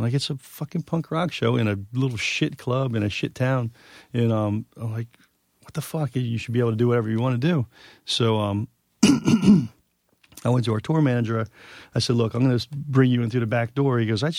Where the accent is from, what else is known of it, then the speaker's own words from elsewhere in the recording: New York, United States; Because as a New Yorker, you put like 50 layers up.